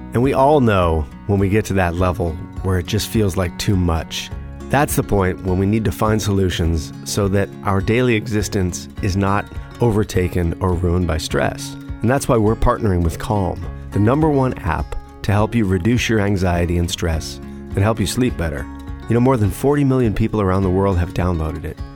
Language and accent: English; Los Angeles, California, United States; growing up in Los Angeles, which I did